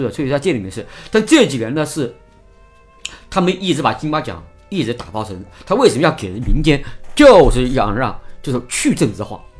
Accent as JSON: {"language": "Chinese", "region": "Hubei", "country": "China", "said": "跟他说我湖北那边的这样的东西"}